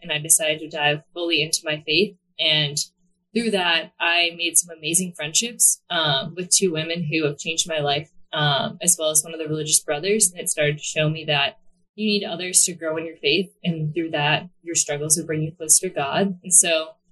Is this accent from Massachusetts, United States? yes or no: yes; Hanover, Massachusetts, United States; moved away as an adult; now in New Jersey, United States; I am from the South Shore in a small town called Hanover. I've lived there my entire life, except for I just moved to New Jersey about, I think it's 5 months ago now